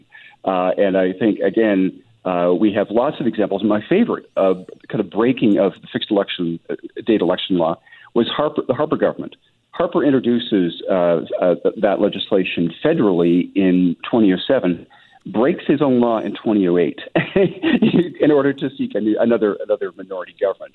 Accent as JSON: {"language": "English", "region": "British Columbia", "country": "Canada", "said": "as British Columbians"}